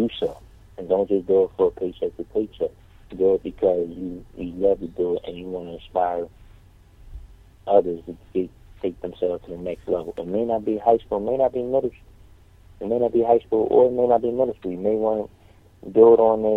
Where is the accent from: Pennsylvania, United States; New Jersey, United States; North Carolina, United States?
Pennsylvania, United States; Philadelphia; I teach in South Philadelphia, and I'm from North Philadelphia originally.